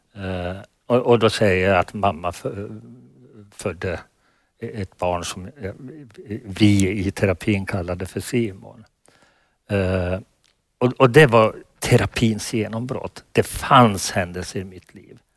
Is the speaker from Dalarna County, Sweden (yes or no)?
yes; Falun, Dalarna County, Sweden; i Falun, min hemstad